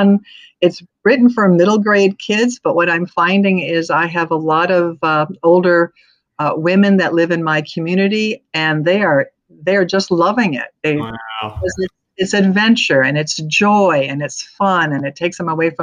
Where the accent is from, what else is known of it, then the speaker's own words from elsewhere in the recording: Arizona, United States; I'm from Arizona